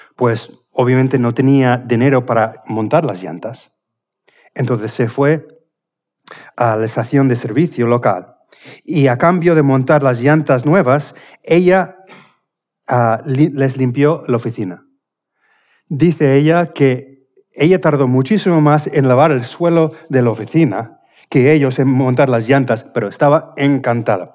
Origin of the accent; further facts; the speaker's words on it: Indiana, United States; Spanish is a second language; moved away; de mi tierra, justamente del estado de Indiana, de donde, de donde, soy